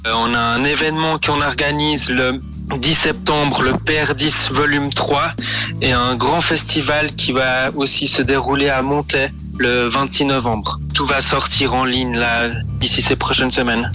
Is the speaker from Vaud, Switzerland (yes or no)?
yes; Vevey, Vaud, Switzerland; je viens de Vevey